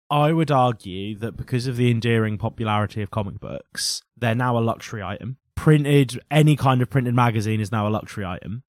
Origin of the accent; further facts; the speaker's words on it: Norfolk, East of England, United Kingdom; we're from Norfolk